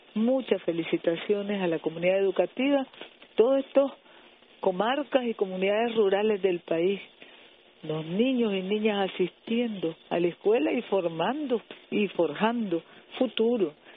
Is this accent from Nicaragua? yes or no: yes; Nicaragua; somos los nicaragüenses heroicos